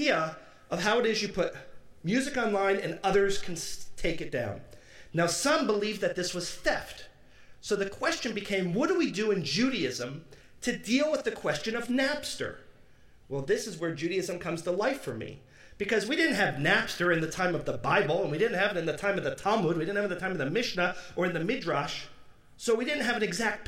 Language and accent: English; Detroit, Michigan, United States; where I grew up in Detroit